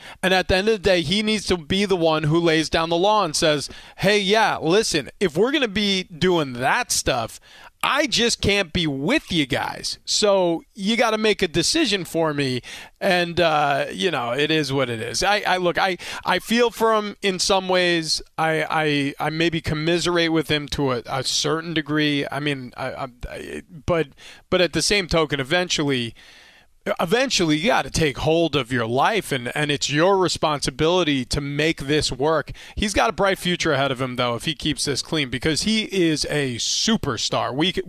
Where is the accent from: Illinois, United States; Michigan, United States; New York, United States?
New York, United States; And again, I grew up in Long Island, New York.